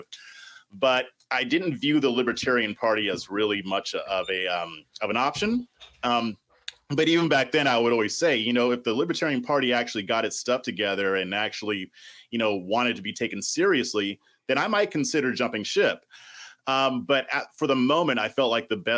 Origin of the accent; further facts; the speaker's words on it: Southern California, United States; moved away as an adult; now in Austin, United States; I'm originally from Southern California. That's where I was born and raised.